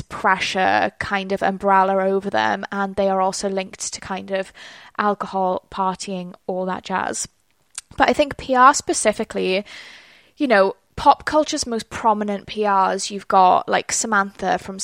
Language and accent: English; South Wales, United Kingdom; I am from South Wales. And I'm certainly not part of like the London scene. Like I didn't go to school in London.